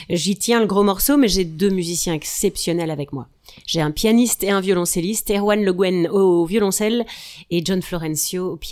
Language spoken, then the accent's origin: French; Hauts-de-France, France; Je suis une ch'ti.